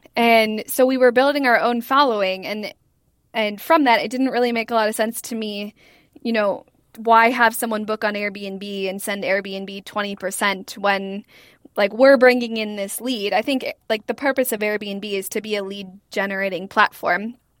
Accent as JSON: {"language": "English", "town": "Ely", "region": "Minnesota", "country": "United States", "tie": "born or raised there", "said": "I grew up in Ely, which is a very small town in northern Minnesota"}